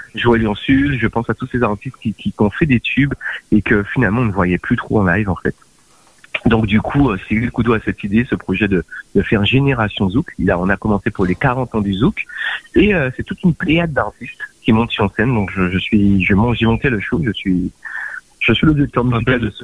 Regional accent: Guadeloupe; moved away; also born or lived in France; quand je suis parti de la Guadeloupe

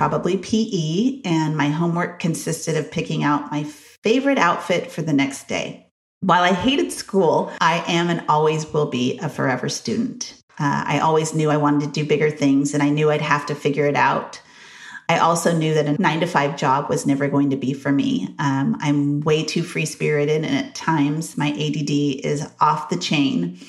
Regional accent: Grover Beach, California, United States; also born or lived in Santa Maria, California; I was born in Santa Maria, California, and moved to a small little beach town called Grover City, California. It's now called Grover Beach

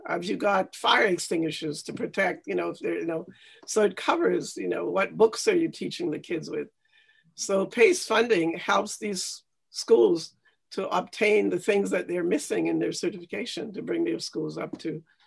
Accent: Jamaica; now in Canada; I grew up in Jamaica, and I went to a basic school in Jamaica

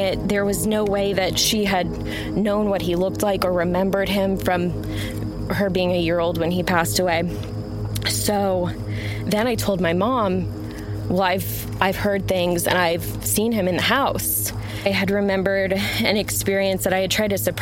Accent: Arlington, Texas, United States; I'm originally from Dallas-Fort Worth, Arlington

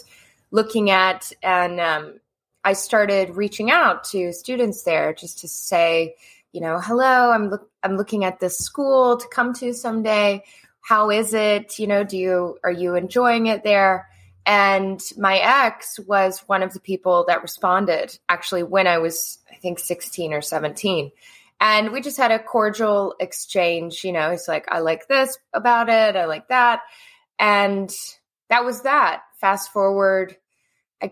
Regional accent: Mississippi, United States; I grew up in Mississippi

